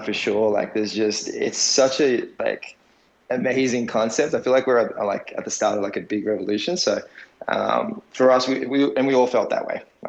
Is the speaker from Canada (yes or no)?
no; Australia; I'm Australian. Our background, heritage is Assyrian